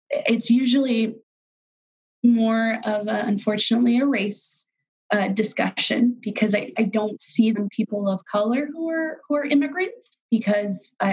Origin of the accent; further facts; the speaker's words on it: Dodge City, Kansas, United States; i saw this a lot when i was growing up in Dodge um, probably my later high school years before I went off to college